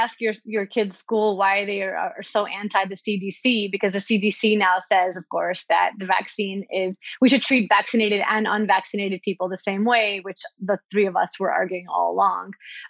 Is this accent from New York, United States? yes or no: yes; Brooklyn, New York, United States; I think about all the people that I grew up with in Brooklyn